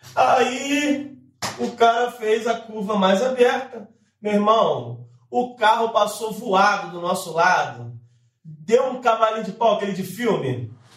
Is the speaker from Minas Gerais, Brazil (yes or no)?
no; São Gonçalo, Rio de Janeiro, Brazil; Eu nem sou daqui, sou do Rio, tô voltando pro Rio agora. Na verdade, sou de São Gonçalo